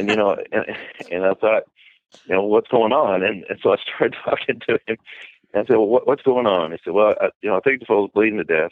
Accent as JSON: {"language": "English", "town": "Bardstown", "region": "Kentucky", "country": "United States", "tie": "born or raised there", "said": "I'm from Bardstown, Kentucky, which is, about 60 miles west of Lexington"}